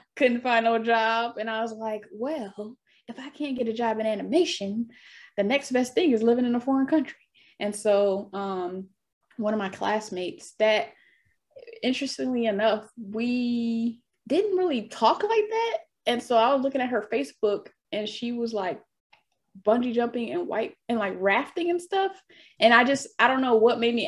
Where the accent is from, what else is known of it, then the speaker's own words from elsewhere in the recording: Detroit, Michigan, United States; now in Los Angeles, United States; I'm from Detroit, from the East Side, Casual and Mac